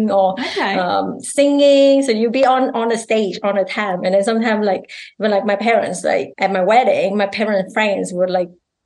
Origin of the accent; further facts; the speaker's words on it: Vietnam; English is a second language; now in Canada; I'm Vietnamese Canadian